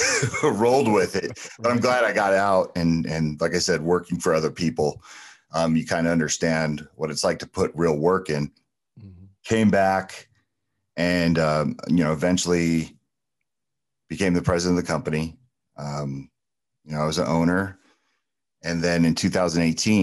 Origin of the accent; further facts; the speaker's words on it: New Jersey, United States; moved away; also born or lived in California / Arizona; growing up in New Jersey and then spending a lot of formative years in California